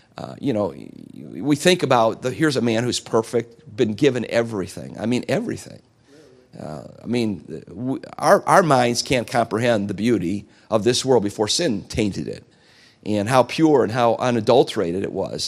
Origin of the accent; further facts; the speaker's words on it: United States; I'm an American. I'm a flag-waving American